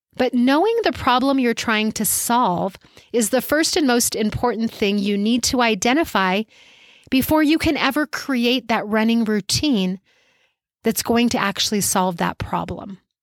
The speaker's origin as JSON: {"language": "English", "town": "Albuquerque", "region": "New Mexico", "country": "United States", "tie": "born or raised there", "said": "my hometown of Albuquerque"}